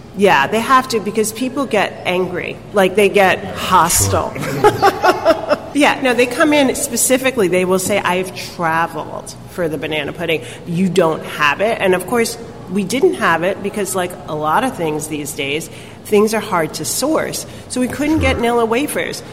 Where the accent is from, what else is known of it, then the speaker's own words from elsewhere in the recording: New York City, New York, United States; being a New Yorker and growing up here